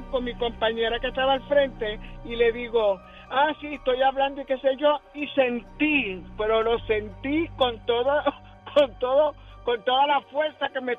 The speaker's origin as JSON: {"language": "Spanish", "town": "Guaynabo", "country": "Puerto Rico", "said": "Ah, soy, ok, eh … soy de aquí de Guaynabo."}